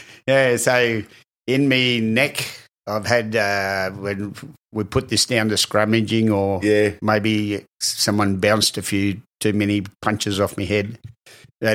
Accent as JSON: {"language": "English", "town": "Cunnamulla", "region": "Queensland", "country": "Australia", "moved": "yes", "lives_now": "Gold Coast, Australia", "said": "I come from Cunnamulla"}